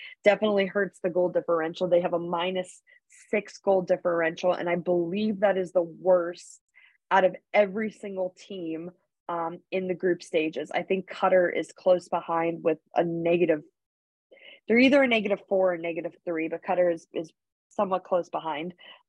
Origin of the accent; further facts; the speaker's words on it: United States; as an American fan